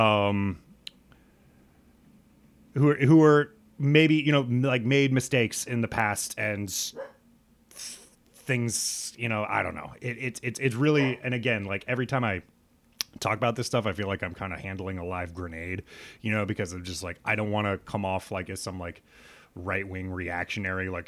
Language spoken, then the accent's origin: English; Nebraska, United States; dumb white kid growing up in Nebraska